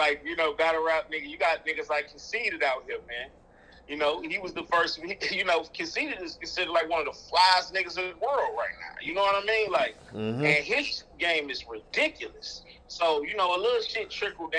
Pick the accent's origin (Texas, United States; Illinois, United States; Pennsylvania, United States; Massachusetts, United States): Illinois, United States; Chicago; growing up in Chicago